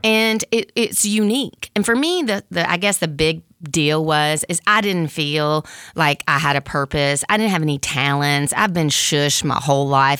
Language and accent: English; Mississippi, United States; moved away as an adult; also born or lived in San Francisco Bay Area; I grew up in Mississippi, which they called the Bible Belt